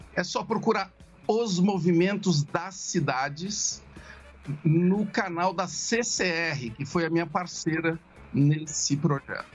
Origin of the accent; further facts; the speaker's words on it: Ituverava, São Paulo, Brazil; moved away; eu sou do interior, né? Eu sou de Tuverável. Eu, a minha infância foi, foi ligada a fazenda